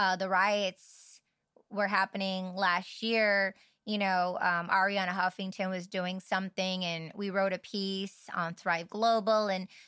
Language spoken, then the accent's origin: English; Michigan, United States; moved away; And growing up in Michigan, it was very limited of languages and words that I was exposed to and heard. And then I went to California.